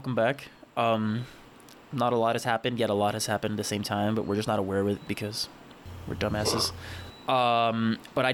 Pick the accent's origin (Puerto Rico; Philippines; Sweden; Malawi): Puerto Rico; moved away as an adult; also born or lived in United States; I am born and raised in Puerto Rico, and I studied in the United States for college